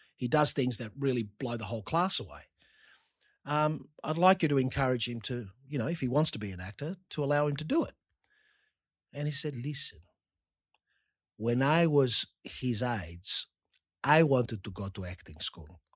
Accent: Australia; growing up in Australia

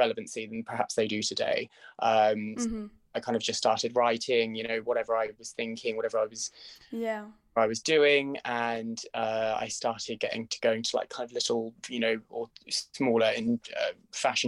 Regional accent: Norfolk, East of England, United Kingdom; moved away as an adult; now in London, United Kingdom; I'm originally from Norfolk, which is a county about an hour and a half, just under 2 hours actually, I'd say, which is where I grew up

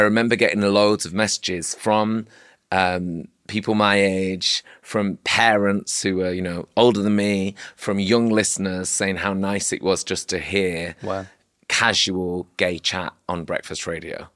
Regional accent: Manchester, North West England, United Kingdom; also born or lived in Oldham; now in London, United Kingdom; growing up in Manchester

